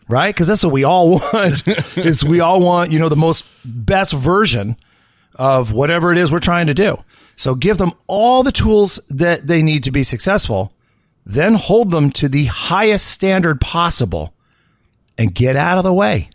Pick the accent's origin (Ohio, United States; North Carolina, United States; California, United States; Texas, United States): California, United States; I grew up in California